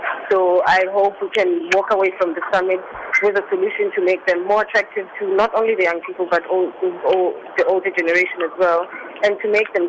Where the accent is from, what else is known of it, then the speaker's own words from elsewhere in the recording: South Africa; in my home soil